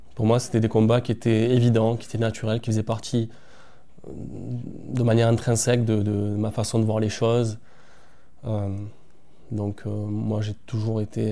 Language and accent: French; Marseille, Provence-Alpes-Côte d'Azur, France; moved away as an adult; now in La Valette-du-Var, France; je suis originaire de Marseille.